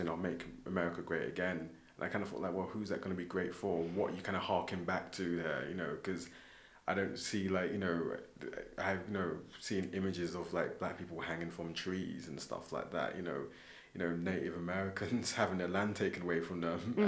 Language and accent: English; London, United Kingdom; moved away as an adult; now in Scotland, United Kingdom; growing up in London